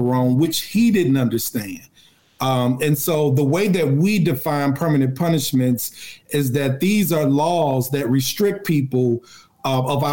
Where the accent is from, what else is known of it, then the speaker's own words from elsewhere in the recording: Chicago, Illinois, United States; Where I grew up on the South Side